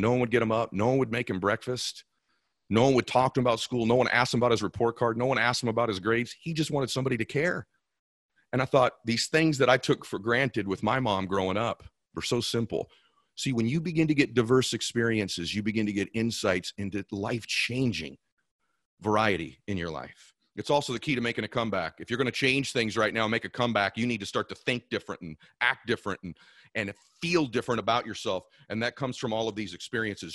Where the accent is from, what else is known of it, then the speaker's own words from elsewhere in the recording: California, United States; I was from California